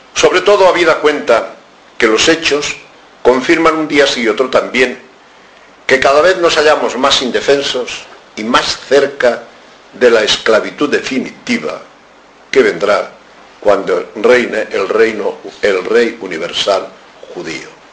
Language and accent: Spanish; Spain; como españoles en la casi totalidad somos católicos